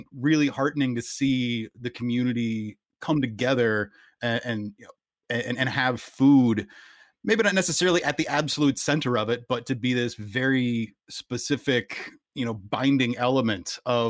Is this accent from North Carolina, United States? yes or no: yes; North Carolina, United States; I'm from North Carolina.